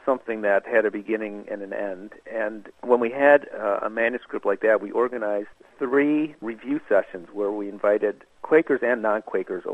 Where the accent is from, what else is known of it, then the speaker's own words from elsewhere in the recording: Buffalo, New York, United States; also born or lived in Minnesota; now in Montreal, Canada; I'm actually an American. I was born in Minnesota, raised in Buffalo